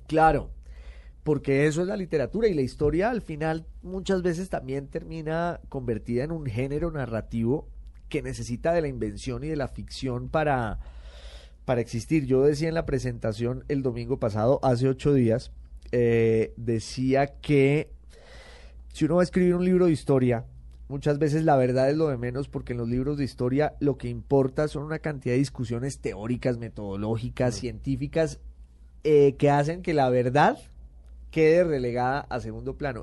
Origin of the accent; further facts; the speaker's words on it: Popayán, Cauca, Colombia; moved away as an adult; also born or lived in Bogotá / United Kingdom / Italy; soy de Popayán